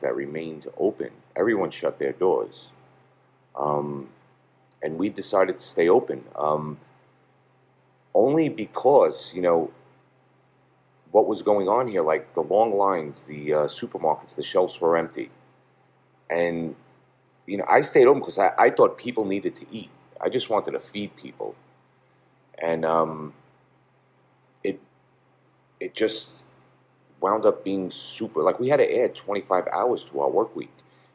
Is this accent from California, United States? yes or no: no; New York City, New York, United States; Growing up in this part of Brooklyn, in the 70s, early 80s